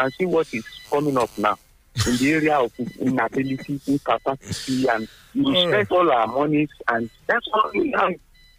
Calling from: Obada, Ogun State, Nigeria; from Obada.

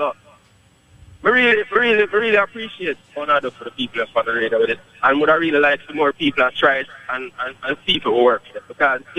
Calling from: Poughkeepsie, New York, United States; You know, my car is from upstate New York.

